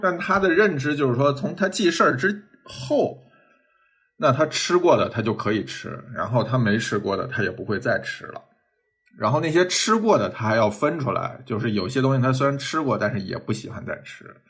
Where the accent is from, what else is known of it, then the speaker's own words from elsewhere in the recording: northern China, China; 作为北方人，像，像，呃，酱豆腐、虾酱嗯、皮蛋这种，我其实小时候也不喜欢